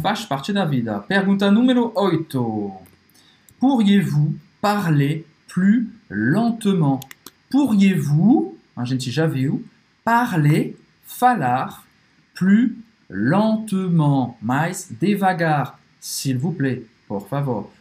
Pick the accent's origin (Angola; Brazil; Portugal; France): France; eu sou francês